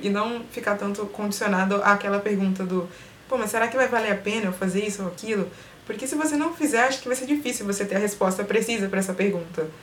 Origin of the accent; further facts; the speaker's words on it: Brazil; a gente se vê como brasileiro